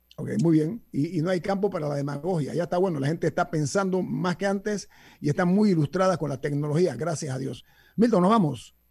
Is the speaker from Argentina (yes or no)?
no; Panama; como panameños